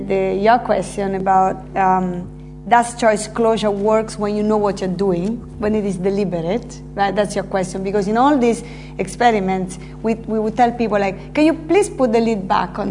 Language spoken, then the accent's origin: English; Terni, Umbria, Italy; English is a second language; moved away as an adult; also born or lived in United States; now in London, United Kingdom; my hometown, Terni, in Italy.